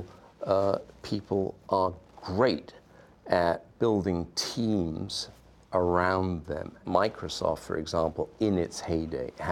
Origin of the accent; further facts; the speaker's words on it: Wales, United Kingdom; now in Silicon Valley, United States; I grew up in Wales